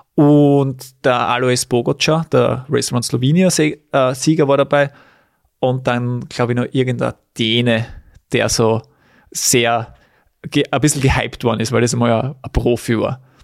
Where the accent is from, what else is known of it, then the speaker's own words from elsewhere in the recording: Weiz, Styria, Austria; in Weiz, in meiner Heimat